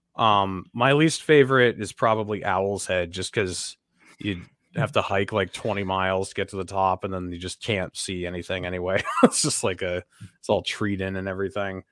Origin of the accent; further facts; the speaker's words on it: Sunapee, New Hampshire, United States; I grew up in Sunapee, which is, like, I don't know, twenty minutes away from there